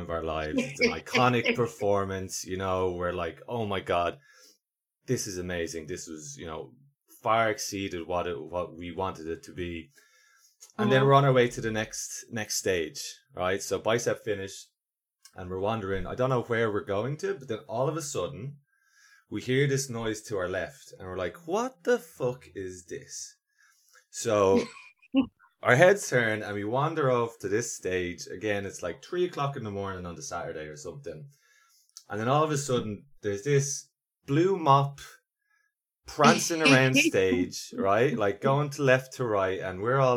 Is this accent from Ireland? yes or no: yes; Ireland; so I'm Irish